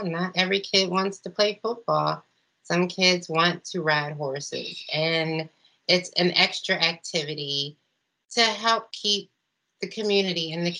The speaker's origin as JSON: {"language": "English", "town": "Philadelphia", "region": "Pennsylvania", "country": "United States", "tie": "born or raised there", "said": "growing up on Fletcher Street"}